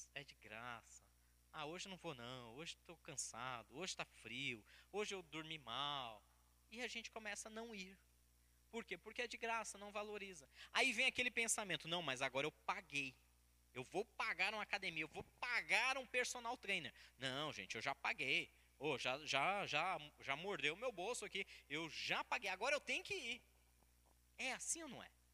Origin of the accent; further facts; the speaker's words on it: Brazil; Como bons brasileiros